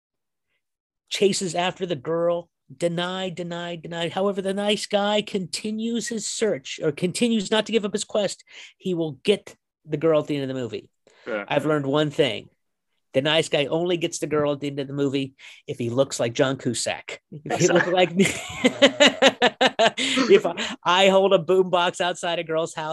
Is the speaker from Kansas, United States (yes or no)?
yes; Kansas, United States; moved away; also born or lived in Tucson, Arizona; I'm from Kansas